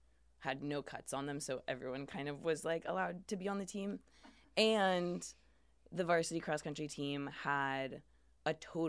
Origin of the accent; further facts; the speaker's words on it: Portland, Oregon, United States; I'm from Portland, Oregon